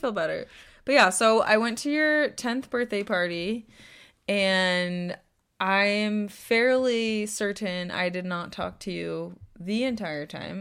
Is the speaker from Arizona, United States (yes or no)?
no; Temecula, California, United States; born or raised there